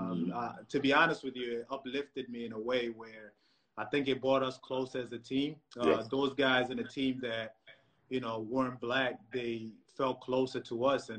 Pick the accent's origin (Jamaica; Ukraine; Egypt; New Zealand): Egypt; I remember growing up in Egypt, and, you know, some people might not say it, but there's a lot of racism in Egypt